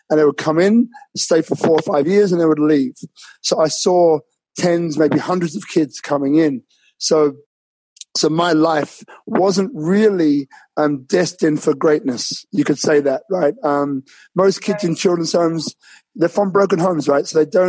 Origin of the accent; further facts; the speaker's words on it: London, United Kingdom; born there; So I was born in London, as I think I told you before, and I had a different upbringing to most. So my parents came from Jamaica, so I've got a Jamaican background as well.